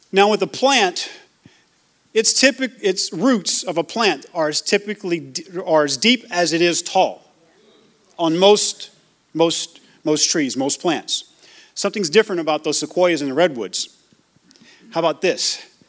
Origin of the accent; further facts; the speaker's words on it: Louisiana, United States; moved away; also born or lived in Georgia; I grew up, like I said, I grew up in Louisiana, grew up in Georgia.